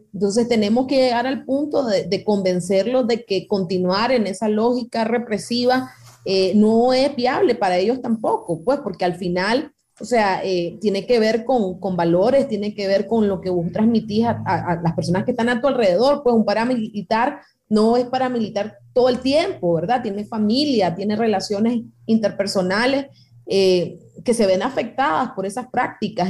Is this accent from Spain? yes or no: no; Nicaragua; nosotros como nicaragüenses